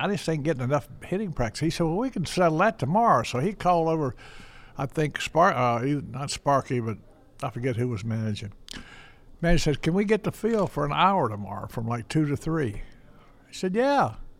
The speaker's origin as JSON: {"language": "English", "town": "Charlotte", "region": "North Carolina", "country": "United States", "moved": "as an adult", "lives_now": "Cincinnati, United States", "said": "I'm from Charlotte, North Carolina, and it's semi-Midwest, what the heck, but it's good weather down there and all that stuff"}